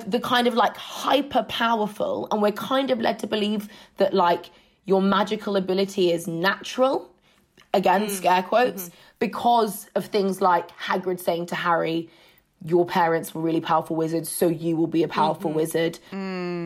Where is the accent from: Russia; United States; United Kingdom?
United Kingdom; as a British person, like deeply entrenched class structures are things that you kind of get raised being beaten over the head